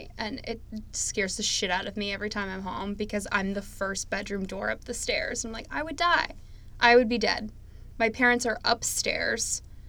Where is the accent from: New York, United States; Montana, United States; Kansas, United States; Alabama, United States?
New York, United States; upstate; born or raised there